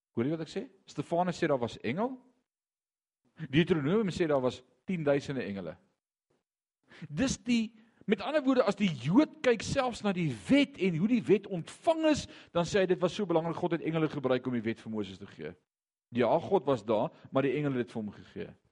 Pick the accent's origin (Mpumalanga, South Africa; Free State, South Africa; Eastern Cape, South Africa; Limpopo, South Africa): Mpumalanga, South Africa; Eastern Transvaal; also born or lived in Barberton / Ermelo; ons het in Indrina gebly vandat ek 6 jaar oud is, ek het graad 7 of standaard 5 dae gemaak